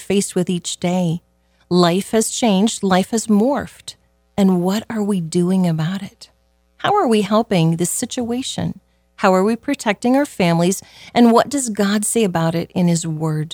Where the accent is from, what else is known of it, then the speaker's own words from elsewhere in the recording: Southwest Iowa, United States; Growing up in Southwest Iowa as a little child